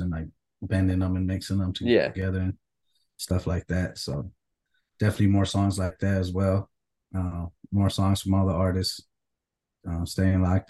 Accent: Stockton, California, United States; now in Phoenix, United States; I'm from Stockton, Cali, Northern Cali

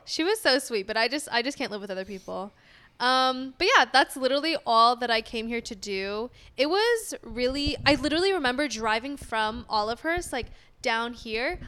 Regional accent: Sacramento, California, United States; moved away as an adult; also born or lived in San Diego, California / Long Beach, California; now in Los Angeles, United States; From S A C

